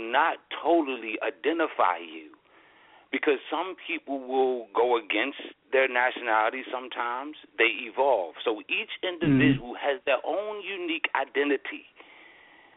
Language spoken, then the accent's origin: English; United States; I'm also an American